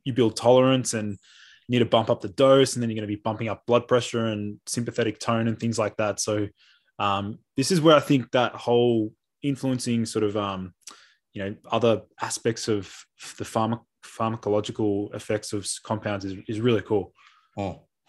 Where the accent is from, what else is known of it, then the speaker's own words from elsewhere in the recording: Melbourne, Victoria, Australia; I'm a naturopath from Melbourne.